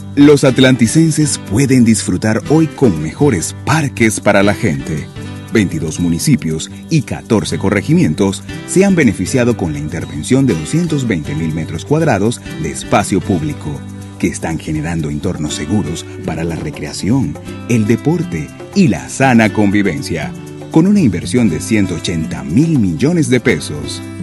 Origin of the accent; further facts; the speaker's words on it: Villanueva, La Guajira, Colombia; now in Bogotá, Colombia; soy oriundo de Villanueva, en La Guajira. Vivo en Bogotá hace 37 años